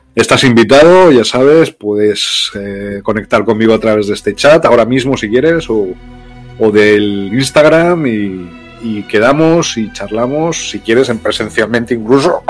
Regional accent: Loja, Andalusia, Spain; born or raised there; moved away as an adult; also born or lived in Brazil

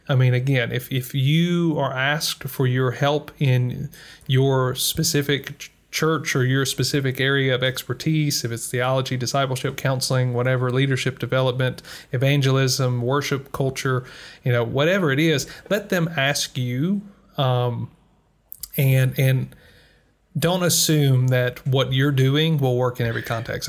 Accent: United States; moved away; speaking as an American who is living outside of America

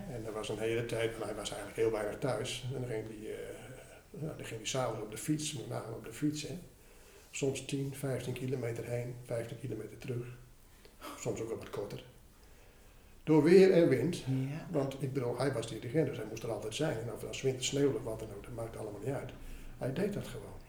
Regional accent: Ten Post, Groningen, Netherlands; Ik ben in Ten Post opgegroeid. En, eh, dat is eh, in Groningen

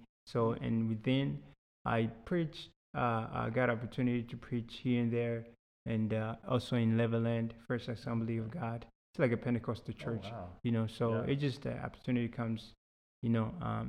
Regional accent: Houston, Texas, United States; So I was a very mischievous kid. Yeah, so, you know, growing up in Houston is big.

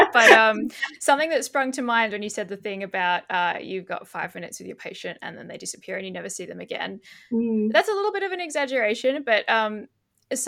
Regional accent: Perth, Western Australia, Australia; moved away as an adult; now in Belgium; I was born in Perth in 1994.

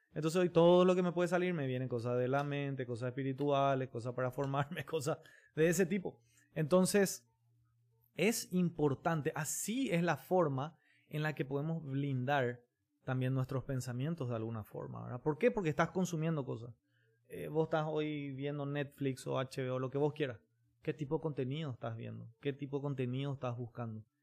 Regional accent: Paraguay; también como paraguayos

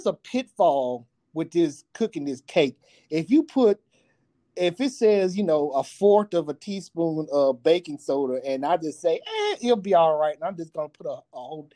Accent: the South, United States; I'm a Southerner

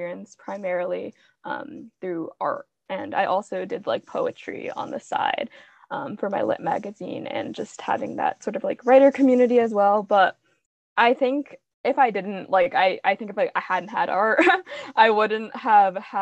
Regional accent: Long Island, New York, United States; moved away as an adult; also born or lived in Fengcheng, Jiangxi, China; now in Bryn Mawr, United States; Long Island, New York. So my hometown was very, very, it was predominantly white people

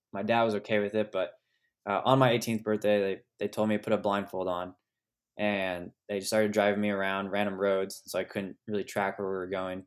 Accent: Sonoma Valley, California, United States; I was born and raised in Sonoma Valley, California, uh, which is just west of Napa Valley, wine country

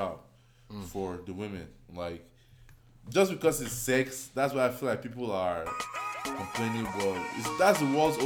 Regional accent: Nigeria; moved away; I grew up in Nigeria

